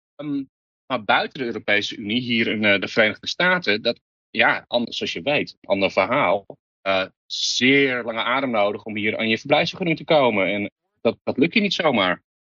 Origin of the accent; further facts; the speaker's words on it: Netherlands; moved away as an adult; also born or lived in England; now in New York, United States; Ik ben Nederlander